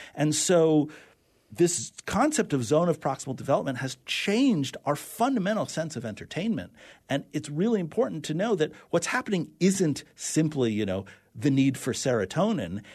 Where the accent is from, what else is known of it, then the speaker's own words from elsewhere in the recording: New York City, New York, United States; growing up in New York City, uh, we used to open the fire hydrants on really hot days